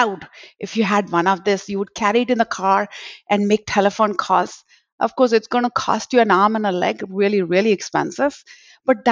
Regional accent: Mumbai, Maharashtra, India; moved away as an adult; also born or lived in Texas; now in Dallas-Fort Worth, United States; I was born in Bombay, which is in India, and came along here to settle with my husband and have been living in Texas for the last 25 years now.

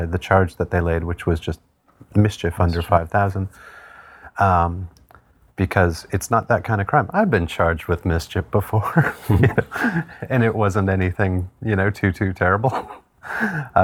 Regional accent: Manitoulin Island, Ontario, Canada; now in Hamilton, Canada; I grew up on Manitoulin Island

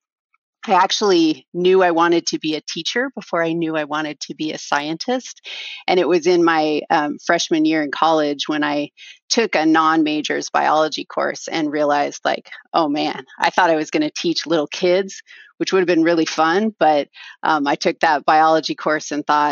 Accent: Southern Oregon, United States; I grew up in Southern Oregon, east of the Cascades.

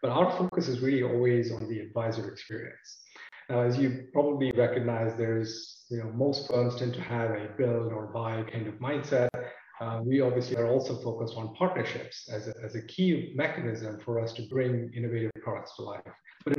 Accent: New Jersey, United States; now in Charlotte, United States; I'm calling from sunny Charlotte, North Carolina.

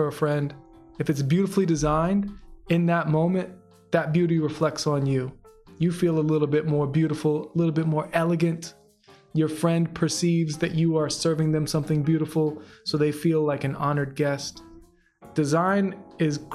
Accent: Atlanta, Georgia, United States; moved away as an adult; also born or lived in Chicago, Illinois / Indiana / Athens, Georgia; now in Bay Area, United States; I was born in Chicago, Illinois. And then my dad got transferred to Atlanta, Georgia. So I ended up living in Atlanta from third grade until I finished high school

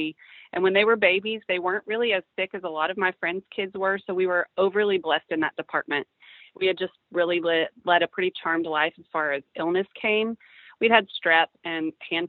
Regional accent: Midland, Texas, United States; moved away as an adult; now in Frisco, United States; We're originally from Midland

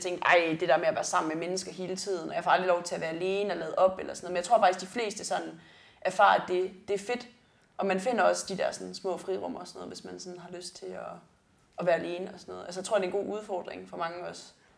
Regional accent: South Funen, Southern Denmark, Denmark; jeg kommer fra Sydfyn

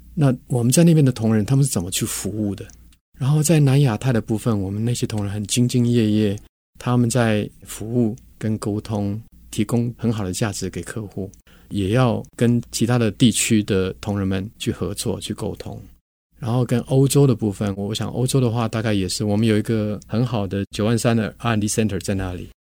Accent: Taiwan; 我跟我们是都在台湾长大的，在台湾工作

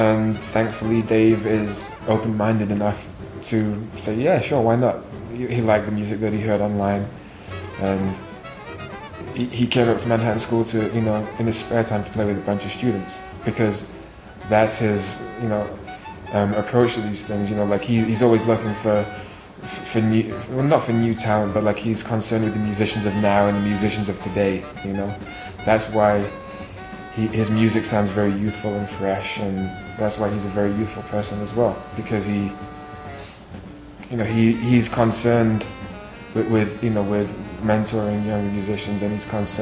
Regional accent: Doncaster, Yorkshire and the Humber, United Kingdom; moved away as an adult; also born or lived in Manchester; now in New York, United States; I grew up in a town in northern England called Doncaster, which is my hometown, you know, where I was born

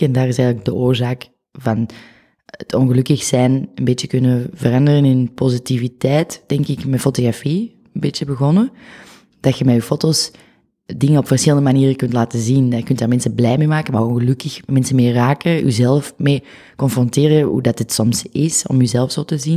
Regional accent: the Kempen, Flanders, Belgium; accent: Kempisch; moved away as an adult; also born or lived in Tilburg, Netherlands / Oud-Turnhout; now in Antwerp, Belgium; ik ben daarna opgegroeid in de Kempen

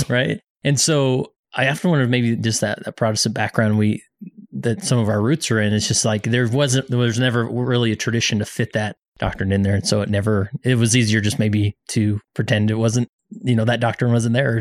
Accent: West Valley City, Utah, United States; moved away; Today I'm in West Valley City, my hometown

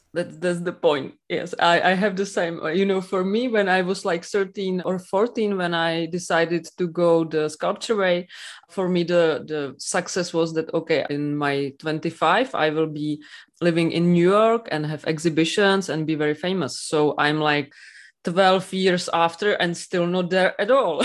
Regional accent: Czechia; English is a second language

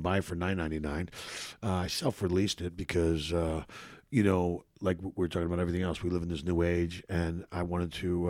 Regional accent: Philadelphia, Pennsylvania, United States; moved away as an adult; now in Los Angeles, United States; I grew up in Philadelphia, which is a fucking really tough fucking city

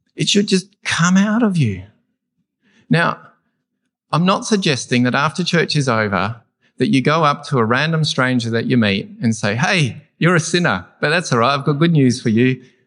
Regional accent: Australia; I'm an Australian.

